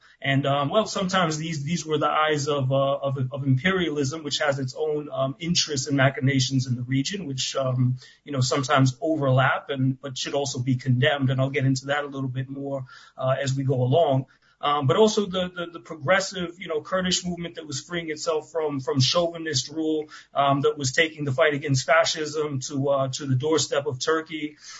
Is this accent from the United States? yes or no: yes; United States; I'm an American, right?